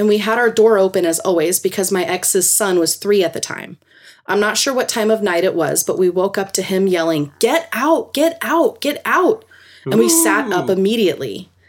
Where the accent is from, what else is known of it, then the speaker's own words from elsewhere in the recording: California, United States; also born or lived in Ely, Nevada; There's plenty of little things that happened in the house I grew up in California, but this story happened as an adult living in rural Nevada.